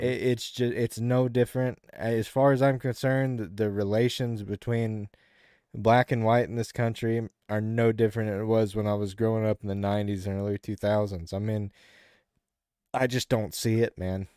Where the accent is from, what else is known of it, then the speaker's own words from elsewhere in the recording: the South, United States; as a Southerner